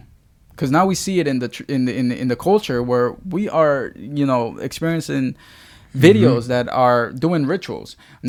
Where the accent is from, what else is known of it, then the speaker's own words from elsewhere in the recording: Baltimore, Maryland, United States; It was the town that I grew up in. It was the school that I grew up in. It was because I grew up in Baltimore.